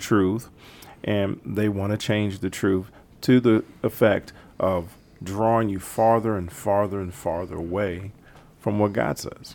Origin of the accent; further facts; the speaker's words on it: Herndon, Virginia, United States; moved away as an adult; now in Pittsburgh, United States; Home is Herndon, Virginia